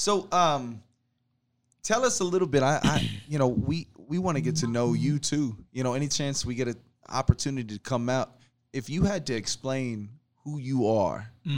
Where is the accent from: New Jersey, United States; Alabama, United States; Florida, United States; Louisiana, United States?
Alabama, United States; moved away; I'm from Alabama